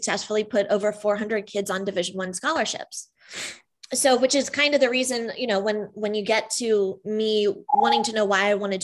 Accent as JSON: {"language": "English", "town": "Danville", "country": "United States", "tie": "born or raised there", "said": "I grew up in Danville"}